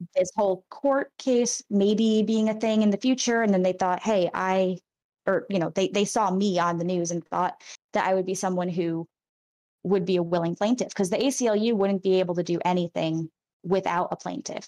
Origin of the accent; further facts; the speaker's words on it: Rhode Island, United States; I'm from Rhode Island, which people don't think of being a conservative place, but it's very Catholic